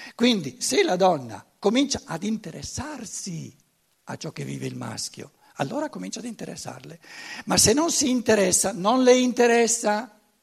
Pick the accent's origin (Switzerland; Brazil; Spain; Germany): Germany; Italian is a second language; io vengo dalla Germania, e devo imparare, ri, riimparare l'italiano